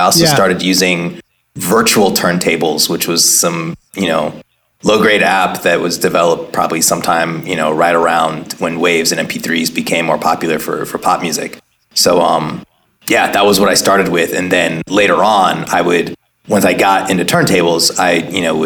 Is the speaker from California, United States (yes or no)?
yes; Oakland, California, United States; I grew up in Oakland, was at a school like Head Royce